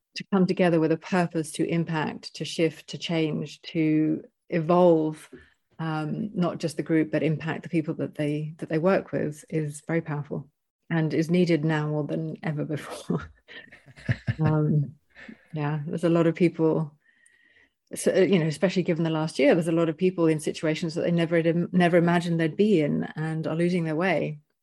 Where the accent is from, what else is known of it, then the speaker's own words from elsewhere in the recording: United Kingdom; moved away as an adult; also born or lived in Panama; I'm British